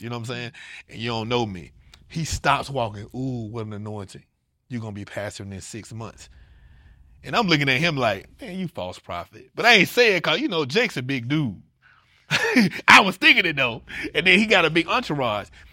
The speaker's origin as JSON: {"language": "English", "town": "Atlanta", "region": "Georgia", "country": "United States", "moved": "yes", "said": "I'm from Atlanta"}